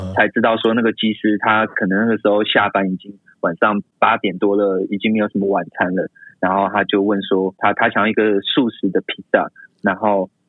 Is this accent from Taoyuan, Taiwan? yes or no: yes; Taoyuan, Taiwan; moved away as an adult; also born or lived in Tainan; 我本身是桃园人